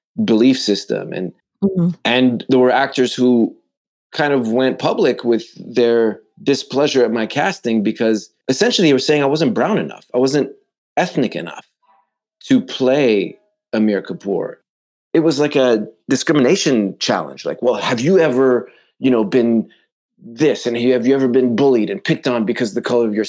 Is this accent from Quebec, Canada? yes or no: yes; Montreal, Quebec, Canada; I grew up not just in Canada. I grew up in Montreal.